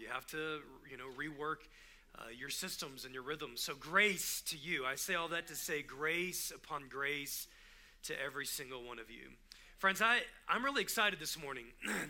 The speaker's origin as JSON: {"language": "English", "region": "Texas", "country": "United States", "tie": "born or raised there", "also_born_or_lived": "California / Tulsa, Oklahoma", "said": "I didn't grow up in Long Beach. I didn't grow up in Cypress, Cerritos. I grew up in Texas. And so where am I really from? I moved from California to Tulsa, Oklahoma, was there for 9 years"}